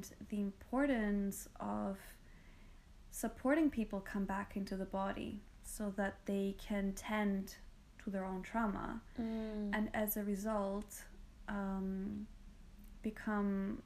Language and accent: English; Greece; moved away as an adult; also born or lived in United Kingdom / London; I come from Greece. So this is where I was born and raised. And I left when I was 18, and I spent a lot of time in the UK, about 10 years.